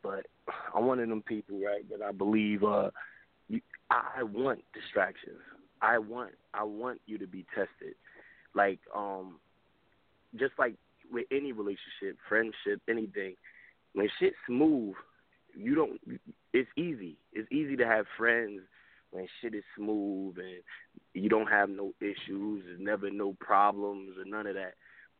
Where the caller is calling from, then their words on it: New Jersey, United States; I'm from Jersey or whatever.